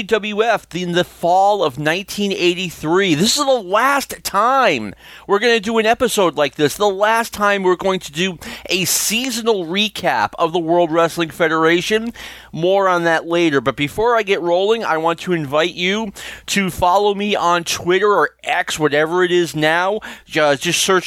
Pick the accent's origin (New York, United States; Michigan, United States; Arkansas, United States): New York, United States; now in Nashua, United States; I'm from New York